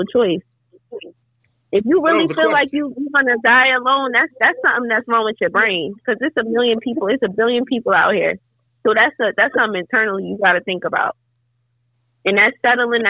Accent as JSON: {"language": "English", "country": "United States", "tie": "born or raised there", "said": "I'm speaking as an American citizen who grew up in this culture"}